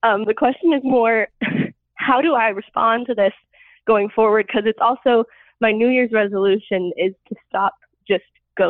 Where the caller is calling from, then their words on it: Oklahoma, United States; I am 24, and I am calling from Oklahoma.